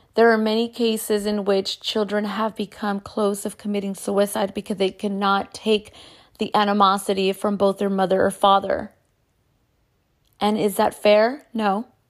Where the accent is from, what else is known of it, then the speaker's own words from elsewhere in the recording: United States; As a Chicana, I grew up in the Catholic church